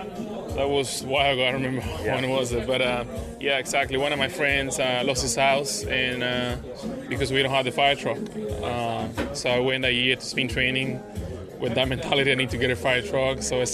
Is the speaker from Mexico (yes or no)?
no; Dominican Republic; now in United States; my hometown, Dominican Republic